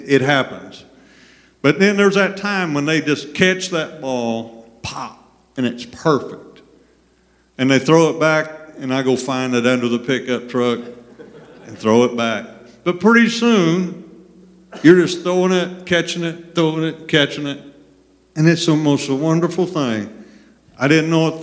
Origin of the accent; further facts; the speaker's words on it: Thompsonville, Illinois, United States; also born or lived in West Frankfort, Illinois; now in Benton, United States; I have a Benton address. I'm from West Frankfort, but really from Thompsonville, all right? I graduated in 1981